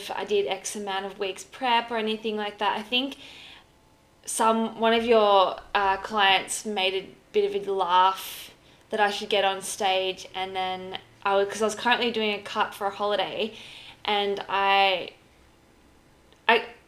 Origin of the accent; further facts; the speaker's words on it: Mansfield, Victoria, Australia; now in Torquay, Australia; I grew up in Mansfield. I now live in Torquay.